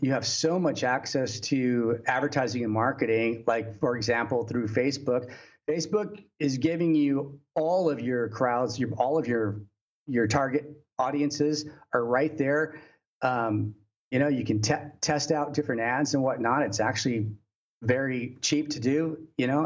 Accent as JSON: {"language": "English", "region": "Texas", "country": "United States", "tie": "born or raised there", "moved": "as an adult", "lives_now": "China", "said": "in Texas, you know, which is my home state"}